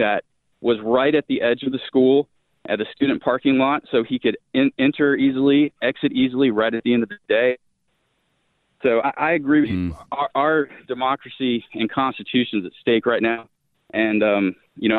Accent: Coral Springs, Florida, United States; now in Georgia, United States; I grew up in Coral Springs. I moved there when I was 4 months old and raised my entire childhood in Coral Springs

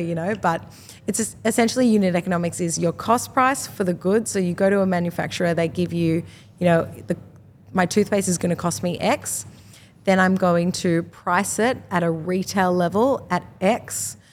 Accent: Australia; I'm from Australia, we're selling to an Australian market

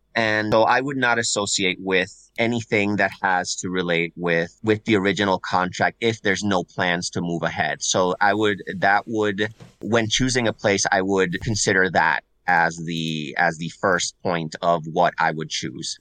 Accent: Puerto Rico; first language Spanish; English is a second language; now in Massachusetts, United States; I'm originally from Puerto Rico

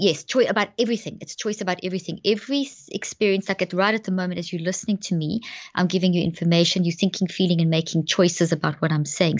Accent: South Africa; moved away as an adult; also born or lived in Zimbabwe; now in Dallas, United States; I was born in Zimbabwe and grew up in South Africa, and we've been in the States now for twelve years. So we're based in Dallas

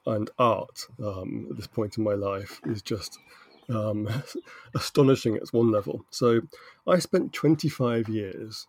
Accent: United Kingdom; I'm British

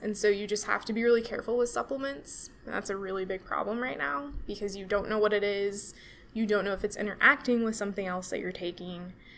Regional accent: Kansas, United States; moved away as an adult; also born or lived in Denver, Colorado; now in Kansas City, United States; I'm from Kansas.

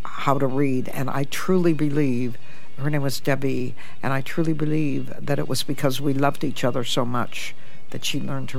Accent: Toledo, Ohio, United States; moved away as an adult; now in United Kingdom; I was born in Toledo, Ohio, which is pretty much the armpit of the United States

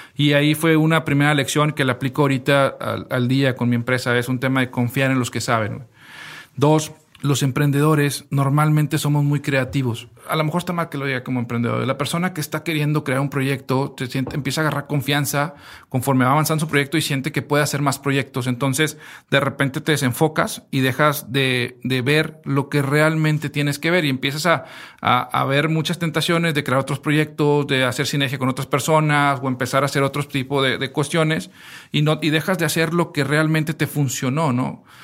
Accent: Mexico

